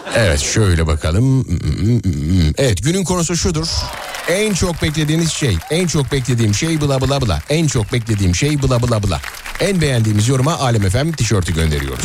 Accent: Nazilli, Aydın, Turkey; moved away; memleketimden beni dinleyen dinleyicilerime

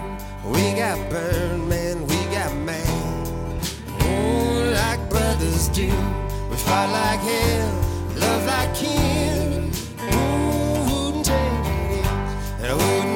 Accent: Kentucky, United States; moved away; also born or lived in Washington, D.C.; I grew up in Kentucky, moved away, came back.

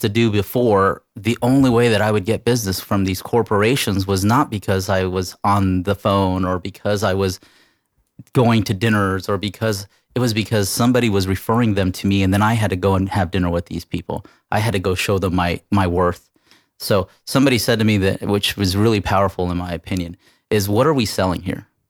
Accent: California, United States; moved away; I'm from California. I'm not from here

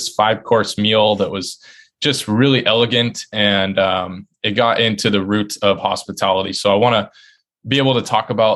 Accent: Sumner, Washington, United States; moved away as an adult; now in Boston, United States; back in my hometown, Sumner, where I grew up

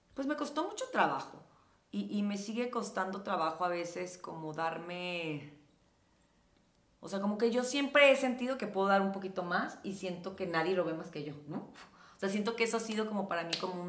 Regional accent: Los Mochis, Sinaloa, Mexico; moved away as an adult; now in Mexico City, Mexico; cuando llegué aquí a la Ciudad de México, que llegué a los 19 años y pues venía de un mini lugar como Los Mochis, de haber estado siempre viviendo en casa de mis papás

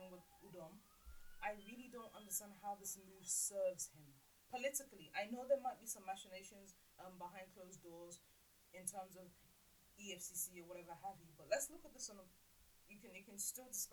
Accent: Lagos, Nigeria; I'm from Lagos Island

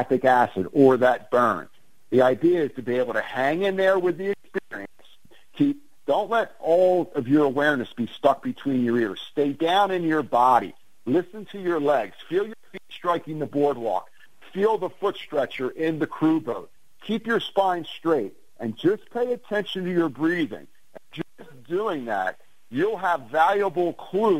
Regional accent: Ventnor City, New Jersey, United States; growing up in Ventnor

